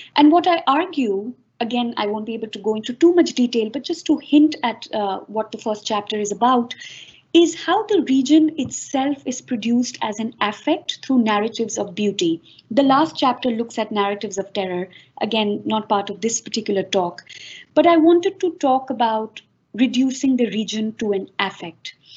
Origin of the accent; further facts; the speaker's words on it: Pakistan; also born or lived in Karachi, Pakistan / Lahore, Pakistan; growing up in Karachi and Lahore